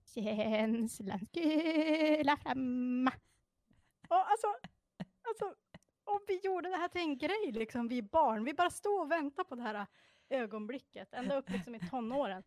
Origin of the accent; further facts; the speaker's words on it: Sorsele, Västerbotten County, Sweden; jag är ju då från Sorsele